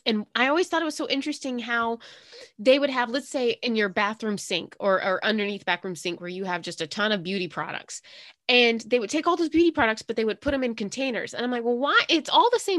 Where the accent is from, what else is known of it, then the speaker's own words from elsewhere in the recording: South Carolina, United States; growing up in South Carolina, I remember my elementary schools having a lot of light